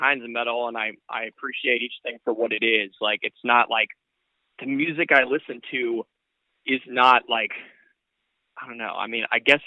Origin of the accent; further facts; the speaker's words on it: Bay Area, California, United States; We're from the Bay Area and California